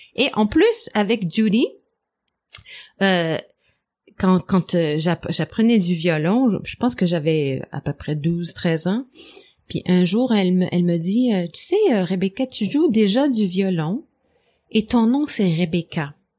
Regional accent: Montreal, Quebec, Canada; first language English; French is a second language; moved away as an adult; also born or lived in Europe; Je suis je suis née à Montréal, anglophone, mais j'ai vécu longtemps en Europe

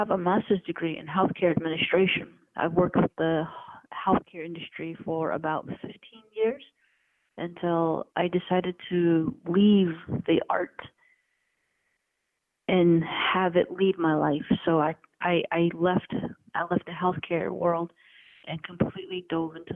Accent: Arizona, United States; I'm Navajo, full-blooded. And I am originally from Gachigay

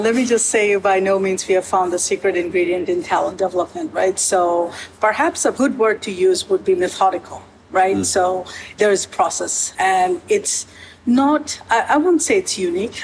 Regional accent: United States; moved away as an adult; now in Canada; as an American coming to work in Canada

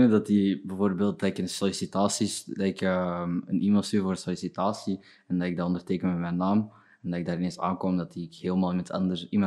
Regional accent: Burundi; Ja, Belg. Mijn opa was een Belg.

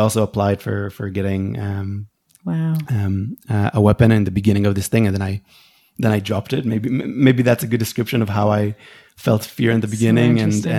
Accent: Israel; I grew up here in the Intifada

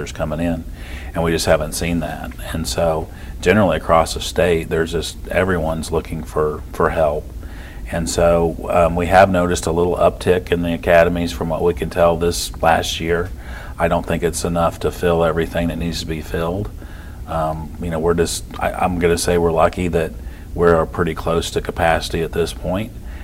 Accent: Cainsville, Missouri, United States; now in Trenton, United States; I grew up in Canesville, which is about 45 minutes away

